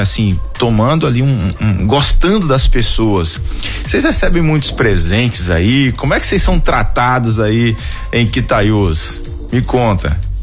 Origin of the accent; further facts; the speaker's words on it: Itarantim, Bahia, Brazil; Eu fui criado em Itarantim, na Bahia, um pouco mais pro sul